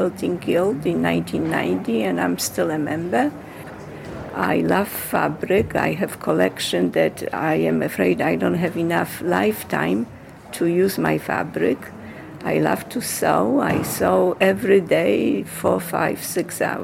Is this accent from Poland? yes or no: yes; Poland; moved away as an adult; now in Hartsdale, United States; I was born in Poland, and at age 24, I came to the United States